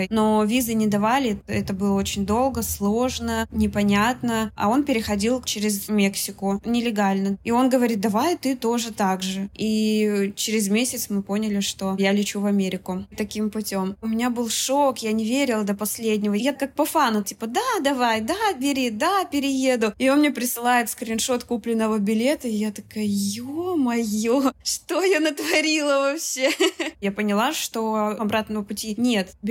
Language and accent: Russian; Russia; also born or lived in Kazakhstan; now in United States; Родилась в Казахстане, э, в России, переехала в три годика. На Урале пожила, в Самарской области пожила, и большую часть времени я прожила в Москве.